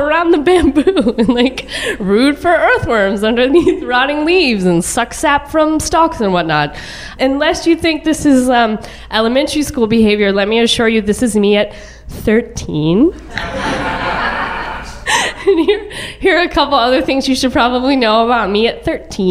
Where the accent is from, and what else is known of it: a suburb of Dallas, Texas, United States; born or raised there